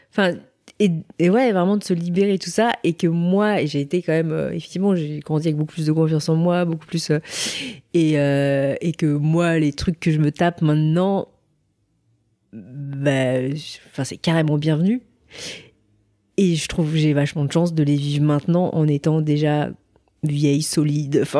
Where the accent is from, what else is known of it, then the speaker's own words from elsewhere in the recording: Seoul, South Korea; born there; moi je suis née à Séoul, donc à la capitale au nord.